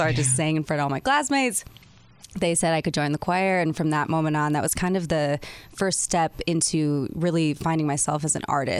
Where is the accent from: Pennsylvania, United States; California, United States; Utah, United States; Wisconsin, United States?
Wisconsin, United States; Milwaukee; accent: Wisconsin; now in Los Angeles, United States; I was born in Story Hill neighborhood, mm-hmm. and then I grew up on 84th and Blue Mount.